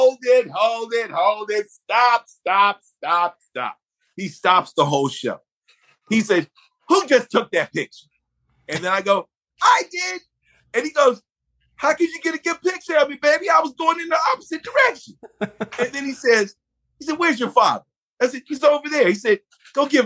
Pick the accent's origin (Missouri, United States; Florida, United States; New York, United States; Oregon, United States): New York, United States; Buffalo; I was born in Buffalo, New York